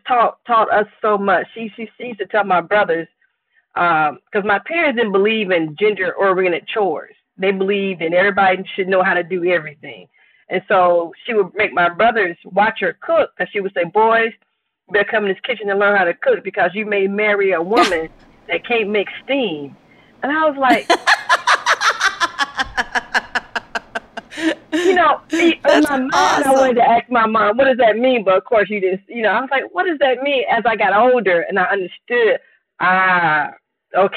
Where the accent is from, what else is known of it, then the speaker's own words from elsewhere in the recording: Enterprise, Mississippi, United States; moved away as an adult; I grew up in Mississippi, and my grandmother had a farm